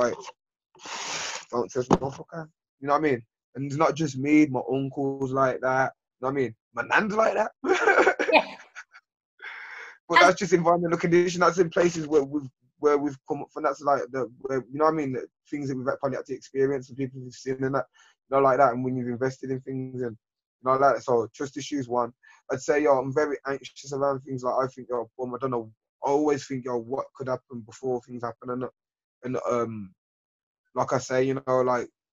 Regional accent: Birmingham, West Midlands, United Kingdom; I grew up in Lascelles, Handsworth, these type of areas

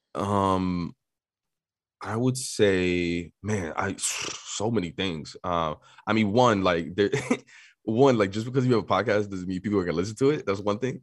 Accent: New York City, New York, United States; born and raised in New York City

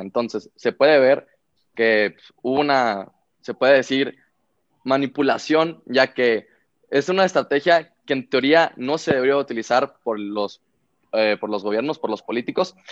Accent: Monterrey, Nuevo León, Mexico; Yo vengo de Monterrey, Nuevo León

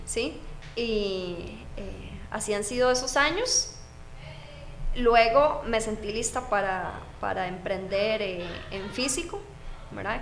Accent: Moravia, San José, Costa Rica; yo soy de Moravia, tenía que trasladarme hasta San Joaquín de Flores en bus

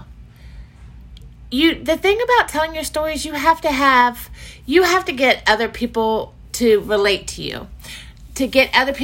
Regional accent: Virginia, United States; I grew up in Virginia. I've lived in Virginia my entire life.

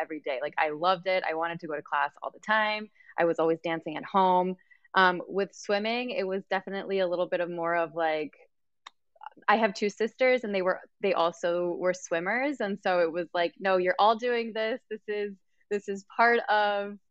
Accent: Mexico City, Mexico; also born or lived in United States; I was born in Mexico, but we always spoke in Spanish at home. It was really, it was more of the culture shock, even though I grew up in a Mexican household. It's very different when you're actually living in Mexico

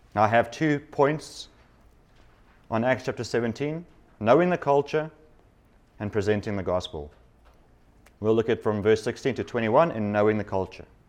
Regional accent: South Africa; moved away; I come from South Africa, which has recent history

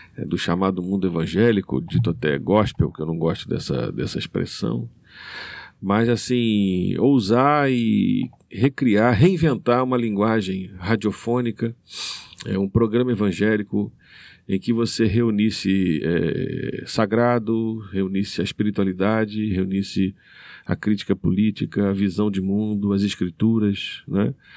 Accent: Rio de Janeiro, Brazil; moved away as an adult; now in Maranhão, Brazil; Eu sou carioca de origem, estou há 25 anos no, é, aqui no Maranhão.

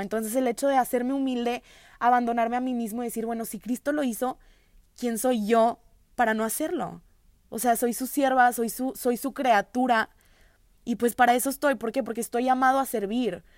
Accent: Monterrey, Nuevo León, Mexico; Soy de Monterrey, tengo 20 años

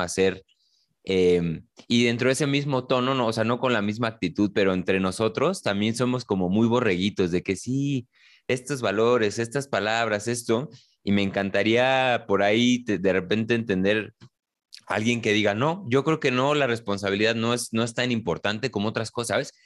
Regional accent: Mexico City, Mexico; los dos somos quizá de la Ciudad de México

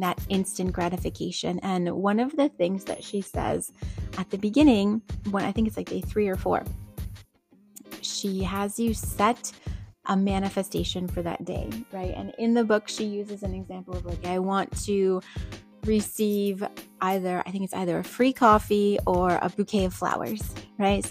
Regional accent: New England, United States; I grew up in New England.

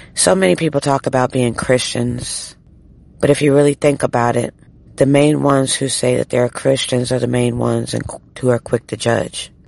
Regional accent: United States; as an American

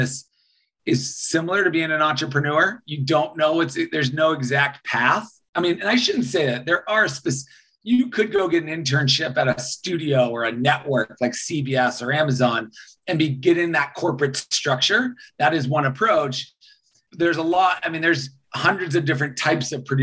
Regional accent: Boston, Massachusetts, United States; moved away as an adult; also born or lived in Los Angeles; I grew up in Boston, Massachusetts

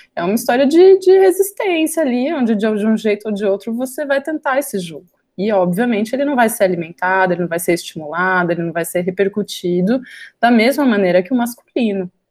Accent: Campinas, São Paulo, Brazil; eu sou de Campinas

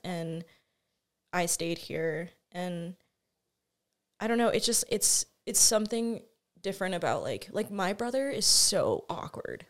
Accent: Albuquerque, New Mexico, United States; also born or lived in Moriarty, New Mexico; I grew up born and raised in Albuquerque

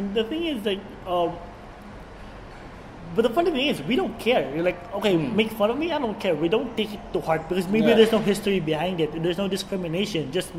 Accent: Philippines; As a Filipino, you know, it's really easy for us to like absorb different accents, and it just turns into one.

